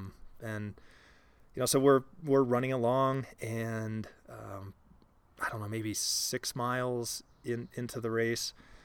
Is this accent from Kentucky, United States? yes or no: no; Columbus, Ohio, United States; now in Littleton, United States; So I'm originally from Ohio, and we're here actually sitting in Littleton, Colorado now.